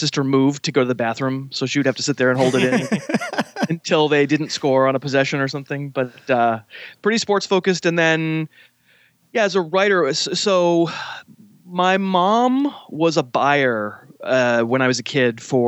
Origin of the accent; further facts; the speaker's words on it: Boston, Massachusetts, United States; I'm from suburban Boston.